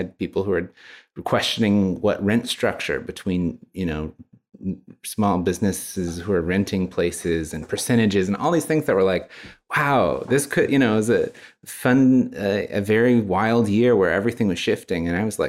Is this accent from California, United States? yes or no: no; Texas, United States; Well, I was born and raised in Texas. Mostly in Central Texas.